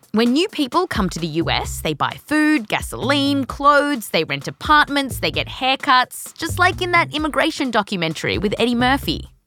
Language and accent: English; Australia; also born or lived in California; now in United States; the accent's actually real, but I was born here, raised in Australia.